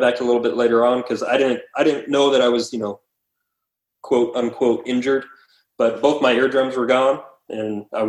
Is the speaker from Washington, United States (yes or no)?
yes; Washington, United States; I'm originally from Washington State, born and raised